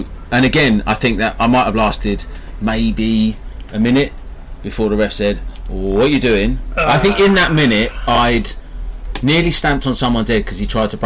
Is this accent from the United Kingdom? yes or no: yes; Littlehampton, South East England, United Kingdom; born or raised there; also born or lived in Wales